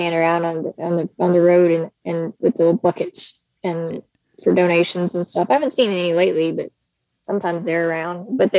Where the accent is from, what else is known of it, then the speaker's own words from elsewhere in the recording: the South, United States; accent: Southern; I say y'all, and I have relatives that have really thick Southern accents